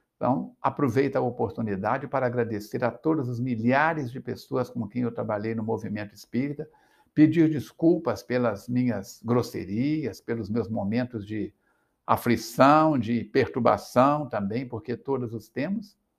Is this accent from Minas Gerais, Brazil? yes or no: yes; Astolfo Dutra, Minas Gerais, Brazil; moved away as an adult; also born or lived in São Paulo / Rio de Janeiro; now in Juiz de Fora, Brazil; Eu nasci em Astolfo Dutra